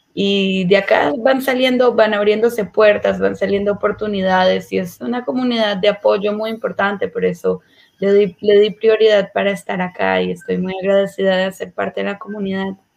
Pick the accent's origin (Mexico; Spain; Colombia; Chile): Colombia; moved away as an adult; now in Israel; yo nací y crecí en Colombia. Eh, me mudé a Israel cuando tenía 18 años.